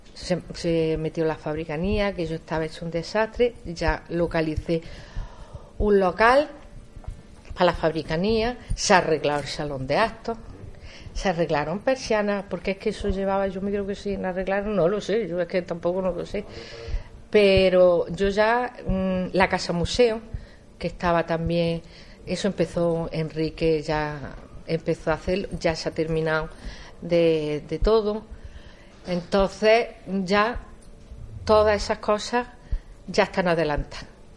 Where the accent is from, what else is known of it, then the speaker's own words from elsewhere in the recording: Jaén, Andalusia, Spain; yo estoy muy vinculada al barrio porque yo nací en San Ildefonso, además yo nací en la calle Sevillano